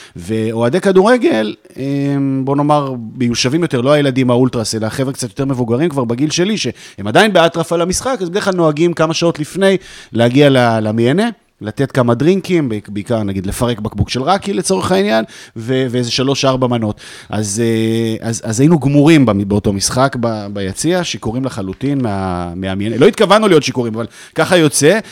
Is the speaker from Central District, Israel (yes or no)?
no; Jerusalem, Jerusalem District, Israel; moved away as an adult; now in Tel Aviv, Israel; ההורים שלי לא ירושלמים, גדלתי בירושלים, נולדתי בירושלים